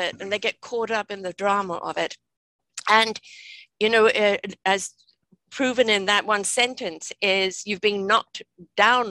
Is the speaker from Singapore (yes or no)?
no; England, United Kingdom; I'm from England